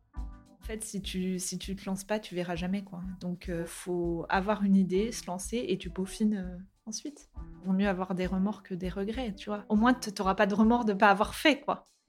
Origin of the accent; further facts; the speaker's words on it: Nantes, Pays de la Loire, France; on vient de Nantes à la base et on a notre famille là-bas, on a bougé à Nantes.